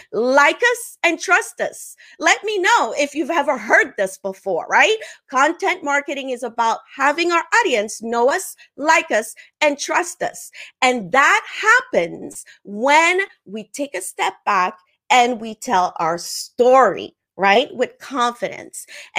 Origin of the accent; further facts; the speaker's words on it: Haiti; first language French; English is a second language; also born or lived in Africa; I'm originally from the Caribbean. I'm Haitian. I grew up part of my life in Africa. All that to share with you is that my mother language is French and Creole, not English.